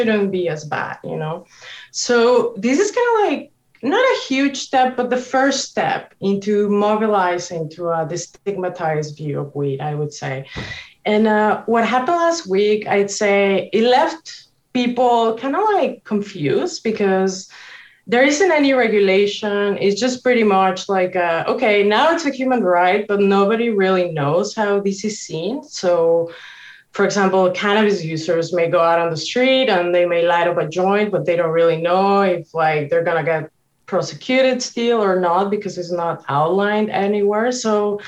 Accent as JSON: {"language": "English", "country": "Mexico", "tie": "born or raised there", "moved": "yes", "said": "growing up in Mexico"}